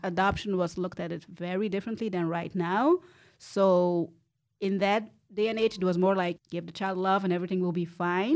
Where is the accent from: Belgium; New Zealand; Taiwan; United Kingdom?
Belgium; Antwerp, Flanders; also born or lived in Rwanda; I'm from Antwerp. I grew up in Antwerp. I was born in Rwanda